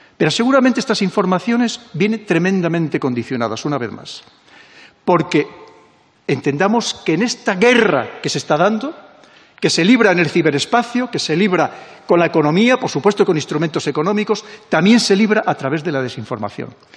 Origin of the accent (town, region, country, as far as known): Spain